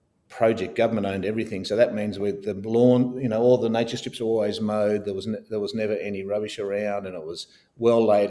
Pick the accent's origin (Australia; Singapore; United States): Australia; Canberra, Australian Capital Territory; I was actually born and bred in Canberra, which is unusual for people of my vintage.